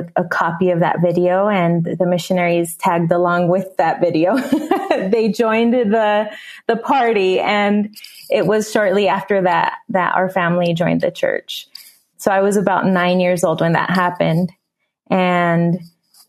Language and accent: English; San Diego, California, United States; moved away as an adult; also born or lived in Mexico / Utah / Costa Rica; now in San José, Costa Rica; the area that I grew up in San Diego, California, very close to the border